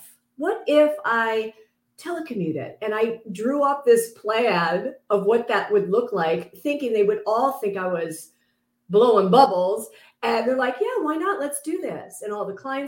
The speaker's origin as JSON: {"language": "English", "area": "San Francisco Bay Area", "region": "California", "country": "United States", "tie": "born or raised there", "also_born_or_lived": "Los Angeles", "said": "I actually grew up in the San Francisco Bay Area with a big old family out there"}